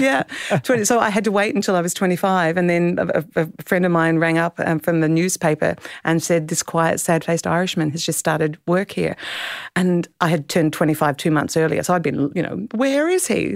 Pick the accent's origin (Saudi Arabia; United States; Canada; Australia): Australia; Clare Valley, South Australia; also born or lived in Adelaide; I grew up in the Clare Valley